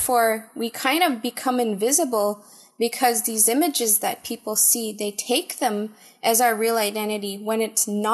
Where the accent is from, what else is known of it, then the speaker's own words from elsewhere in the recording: Kitigan Zibi Anishinaabeg Reserve, Quebec, Canada; also born or lived in Montreal; I am from the Kitigan Zibi Anishinaabeg Reserve